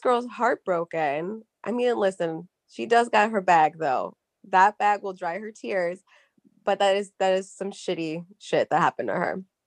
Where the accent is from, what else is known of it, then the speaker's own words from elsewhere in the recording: Charlotte, North Carolina, United States; my hometown